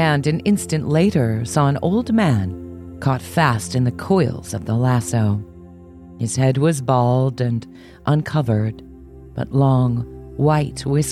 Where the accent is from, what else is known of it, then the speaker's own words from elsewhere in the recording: Arizona, United States; my home state of Arizona